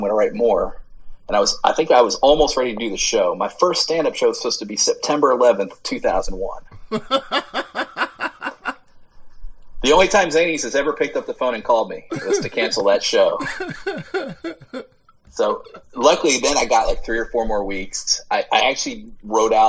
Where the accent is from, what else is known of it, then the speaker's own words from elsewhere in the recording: right outside of Philadelphia, New Jersey, United States; moved away as an adult; also born or lived in Argyle, Texas; now in Nashville, United States; I'm from New Jersey, right outside of Philly. That's where I grew up. South.